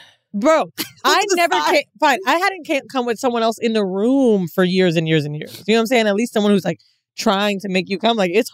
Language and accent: English; Florida, United States; A lot of my homegirls, because we're from Florida, right?